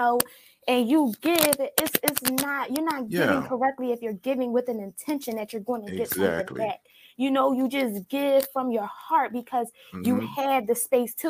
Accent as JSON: {"language": "English", "town": "Philadelphia", "region": "Pennsylvania", "country": "United States", "moved": "yes", "lives_now": "Texas, United States", "said": "I'm from Philadelphia. But when I first moved to Texas"}